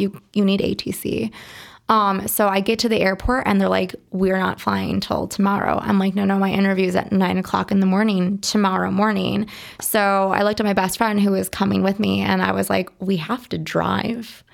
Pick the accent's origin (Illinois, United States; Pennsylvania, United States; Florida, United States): Illinois, United States; Berwyn; also born or lived in Lockport, Illinois / Dubai; now in Chicago, United States; I grew up in Berwyn, the Berwyn Sisto area. Um, for my high school years, I lived in Lockport